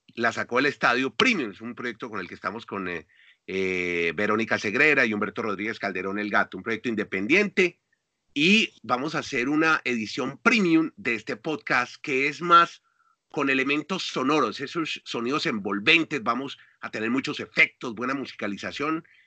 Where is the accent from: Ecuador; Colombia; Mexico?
Colombia; como colombiano